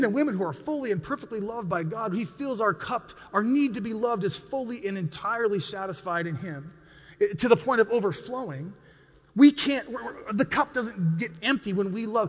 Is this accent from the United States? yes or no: yes; United States; I'm an American